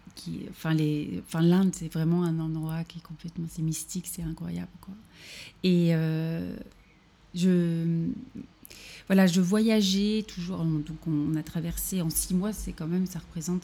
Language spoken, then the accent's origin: French; Normandy, France; moved away as an adult; also born or lived in Paris; now in Berlin, Germany; je suis normande à la base